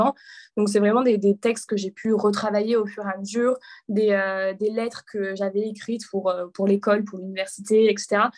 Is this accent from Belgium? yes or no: no; a small village near Avignon, Provence-Alpes-Côte d'Azur, France; moved away as an adult; also born or lived in Paris; je suis originaire du sud de la France, d'un petit village dans le sud à quelques kilomètres d'Avignon